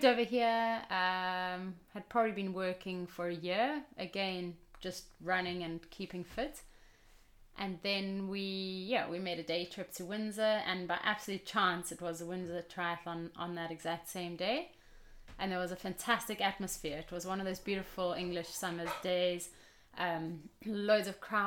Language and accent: English; Pietermaritzburg, KwaZulu-Natal, South Africa; moved away as an adult; also born or lived in Stellenbosch, South Africa; now in London, United Kingdom; I went off back to my hometown, Pietermaritzburg in South Africa, after studying down in the Cape and Stellenbosch